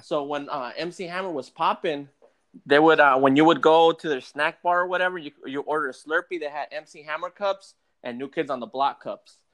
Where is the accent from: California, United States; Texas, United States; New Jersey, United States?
California, United States; the Peninsula, Bay Area; we're on the peninsula. We are on the other side of the Bay Area